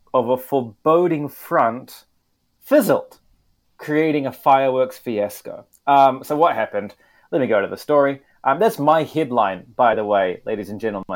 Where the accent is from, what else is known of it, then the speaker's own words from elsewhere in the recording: New Zealand; in my home country, New Zealand